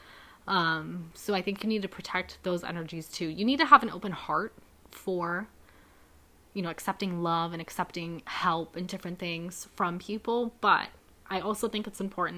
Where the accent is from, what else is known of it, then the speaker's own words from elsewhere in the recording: Youngstown, Ohio, United States; This area is still my hometown